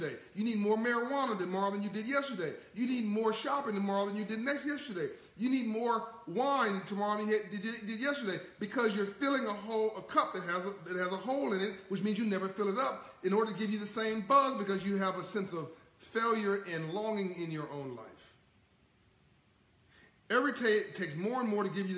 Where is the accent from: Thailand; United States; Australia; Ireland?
United States; Compton, California; I came from Compton, California, in South Central